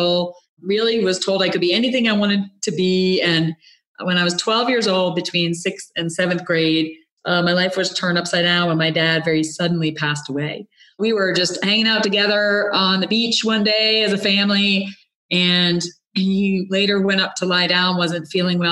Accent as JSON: {"language": "English", "region": "Rhode Island", "country": "United States", "tie": "born or raised there", "said": "I grew up in Rhode Island, a youngest of five kids"}